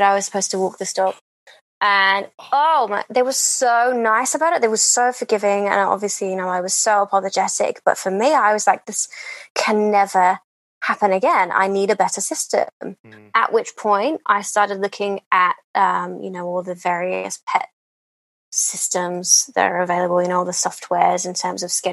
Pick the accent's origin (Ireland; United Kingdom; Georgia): United Kingdom; England; I'm English